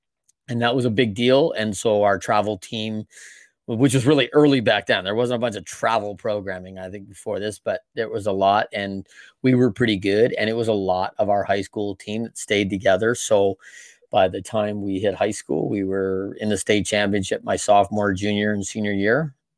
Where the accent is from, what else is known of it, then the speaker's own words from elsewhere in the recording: Battle Creek, Michigan, United States; Yeah, so I grew up around, you know, Kellogg's, of course, right? That is the staple company of Battle Creek, Michigan.